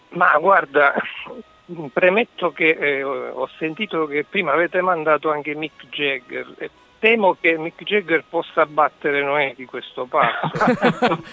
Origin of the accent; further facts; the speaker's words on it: Sicily, Italy; accent: Sicilian; now in Bolzano, Italy; Penso che si senta che sono siciliano anche se vivo a Bolzano.